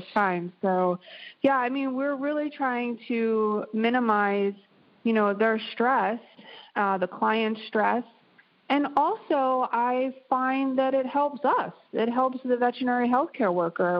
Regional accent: East Coast, United States; now in Pacific Northwest, United States; I am originally from the East Coast

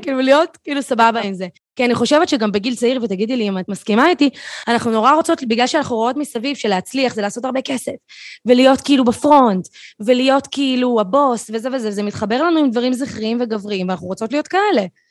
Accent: Tel Aviv, Tel Aviv District, Israel; אני תל אביבית במקור

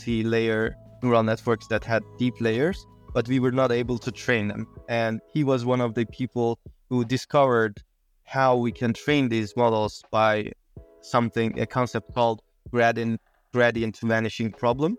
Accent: Tabriz, East Azerbaijan, Iran; I was born in Tabriz, Iran, 1989

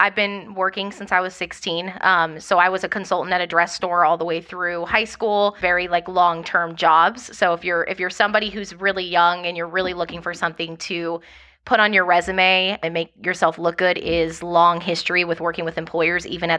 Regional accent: Phoenix, Arizona, United States; born there; I was born in Phoenix, Arizona. My dad was in the military, so don't really have a home base, kind of moved.

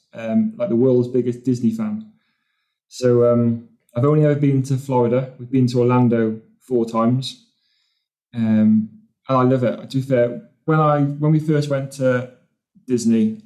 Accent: Newport, Wales, United Kingdom; now in England, United Kingdom; I was born in Wales in a little town called Newport.

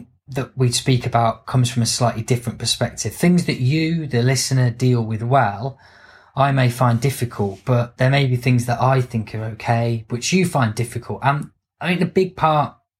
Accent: United Kingdom; if we're British

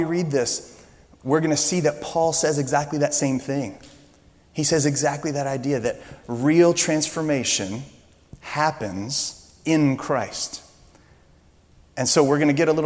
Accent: Louisiana, United States; I'm from Louisiana

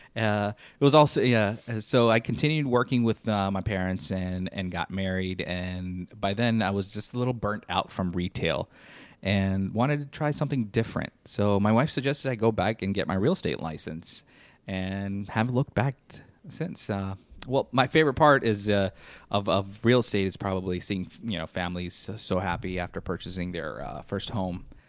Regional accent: Chicago, Illinois, United States; now in Orlando, United States; I'm originally from Chicago, Illinois. I moved to Orlando in nineteen ninety-eight.

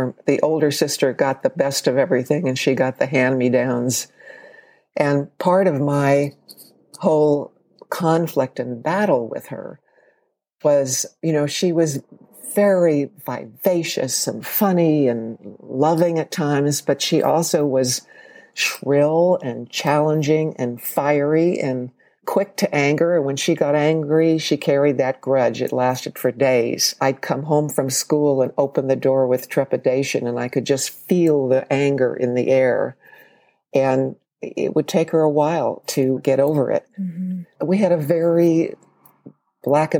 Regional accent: Los Angeles, California, United States; I grew up in Los Angeles

